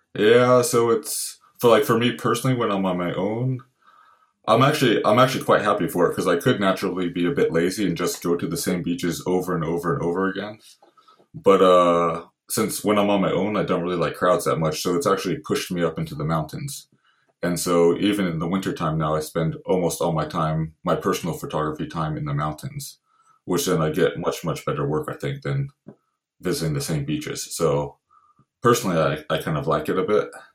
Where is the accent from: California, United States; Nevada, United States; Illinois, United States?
California, United States; Santa Barbara; moved away as an adult; now in Lofoten, Norway; I grew up in Santa Barbara, California originally